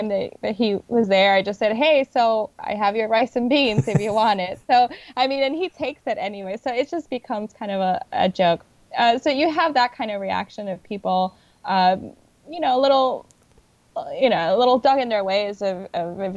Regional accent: Puerto Rico; now in New York, United States; I am originally from Puerto Rico

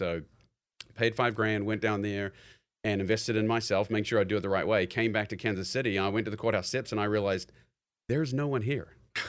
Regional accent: New Zealand; moved away as an adult; I'm born and raised in New Zealand, and I think at the age of 18, I'd already committed to University of Missouri, and, you know, the ego is kind of like, yeah, I'm going to America

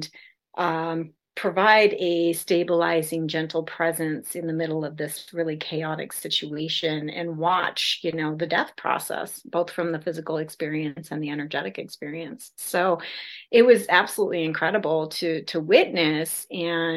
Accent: South Dakota, United States; now in California, United States; I was raised in South Dakota in the middle of nowhere, pre-internet.

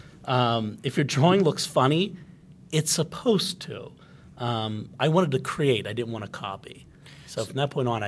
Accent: Pittsburgh, Pennsylvania, United States; At that time, I grew up in Pittsburgh. During the 1970s.

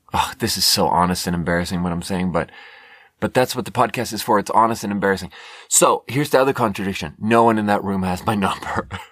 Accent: Sweden; moved away as an adult; also born or lived in China; now in United States; I was born in Sweden and then lived 10 years in China and then moved to America six years ago

